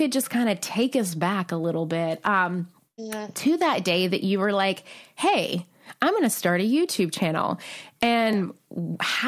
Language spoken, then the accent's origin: English; Nashville, Tennessee, United States; my hometown of Nashville, Tennessee